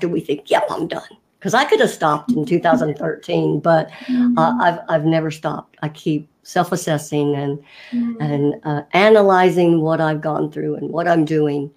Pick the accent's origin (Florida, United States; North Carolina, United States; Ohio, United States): North Carolina, United States; I was raised in North Carolina in the States